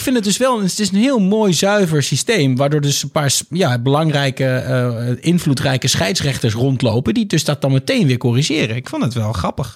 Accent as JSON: {"language": "Dutch", "town": "Hengelo", "region": "Overijssel", "country": "Netherlands", "tie": "born or raised there", "also_born_or_lived": "Amsterdam", "moved": "yes", "said": "opgegroeid in Twente en ehm, eh, als scholier, uh, eh, 14-jarig scholier in Hengelo"}